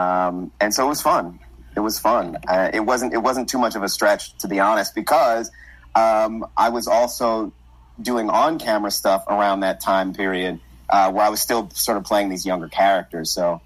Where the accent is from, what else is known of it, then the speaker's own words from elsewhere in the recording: New York, United States; I'm from New York.